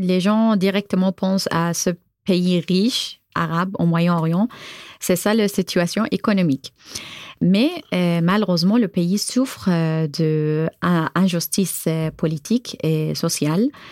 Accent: Bahrain; French is a second language; moved away as an adult; now in Tours, France; je viens de Bahreïn, j'ai 32 ans

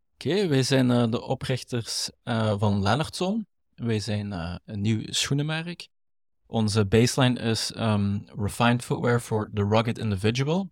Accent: Limburg, Flanders, Belgium; accent: Limburgish; Wij zijn allebei opgegroeid, in, eh, zoals ik daarnet zei, een typisch arbeidersgezin. komen mhm. Ik kom uit Limburg, uit de mijnstreek.

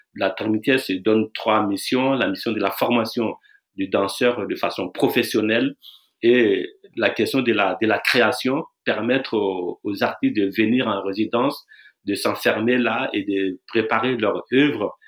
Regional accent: Burkina Faso; je viens du Burkina Faso

